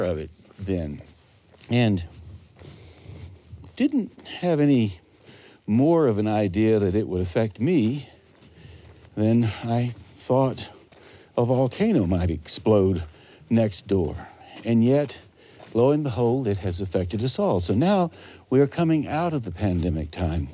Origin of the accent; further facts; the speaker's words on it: Western North Carolina, United States; When I was growing up in Western North Carolina, back in the 50s and the 60s, I was a boy back then